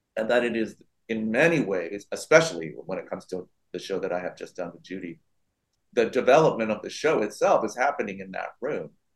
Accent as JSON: {"language": "English", "town": "San Francisco", "region": "California", "country": "United States", "tie": "born or raised there", "said": "my hometown, San Francisco"}